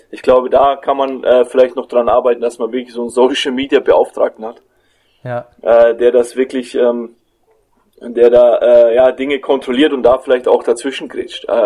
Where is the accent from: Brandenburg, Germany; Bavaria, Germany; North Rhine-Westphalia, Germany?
Bavaria, Germany; Fürth; ich bin nach Leverkusen äh, zurück hier in meine Heimat gekommen, nach Fürth